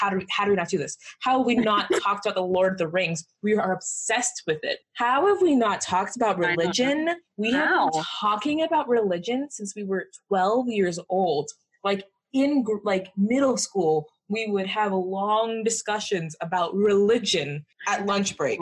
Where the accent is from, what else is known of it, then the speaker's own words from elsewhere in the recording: Jamaica; I'm Jamaican, and Jamaican people are, generally speaking, some kind of Christian